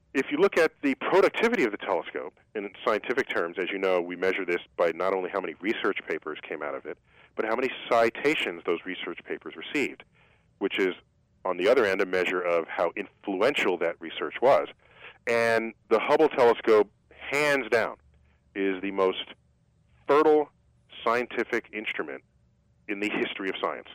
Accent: New York City, New York, United States; I grew up in New York City

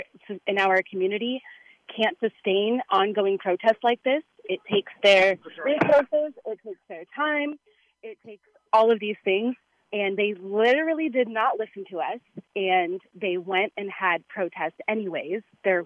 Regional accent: Orange County, California, United States; I'm from Orange County

